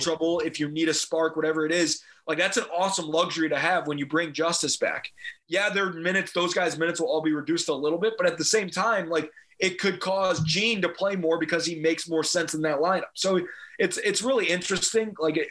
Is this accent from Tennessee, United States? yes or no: no; Chicago, Illinois, United States; he's from Chicago, just like me and Andrew.